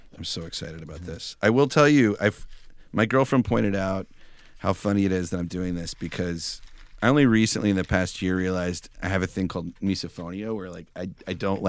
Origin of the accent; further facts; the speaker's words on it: Dallas, Texas, United States; moved away; I grew up in Dallas, Texas, which I think kind of explains why Fruit Loops is my thing. Because, like, in Dallas, in the 80s, that's when I grew up, I was born in 1980.